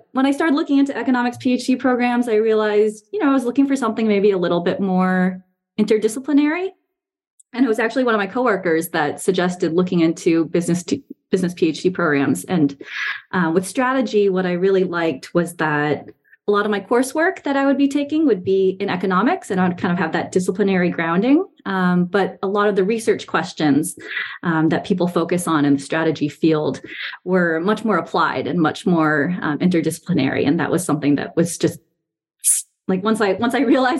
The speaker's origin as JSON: {"language": "English", "country": "Taiwan", "tie": "born or raised there", "also_born_or_lived": "New York, United States / northeast US / Boston, Massachusetts / Bay Area, California", "moved": "as an adult", "lives_now": "Charlottesville, United States", "said": "we moved to Taiwan when I was 7, which is where my parents are originally from. It's where they still live now. And I was there until the end of high school before coming back to the U.S. for college"}